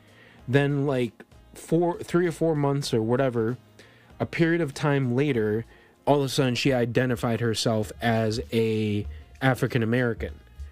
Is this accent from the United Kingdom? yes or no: no; Colombia; born there; I was born in Colombia, but I'm basically a white kid.